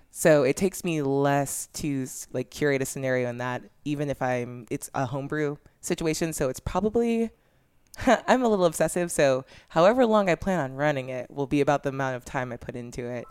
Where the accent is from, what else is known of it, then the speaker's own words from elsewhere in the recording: Orange County, California, United States; I'm from Orange County